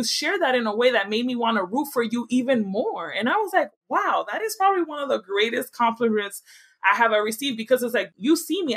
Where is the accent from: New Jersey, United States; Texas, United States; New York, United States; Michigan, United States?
New York, United States; New York City; moved away; I'm from the Bronx